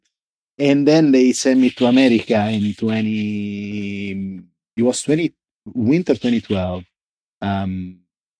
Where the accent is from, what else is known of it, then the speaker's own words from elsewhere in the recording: Sicily, Italy; English is a second language; now in Los Angeles, United States; I was born and raised in Sicily, so as south as you get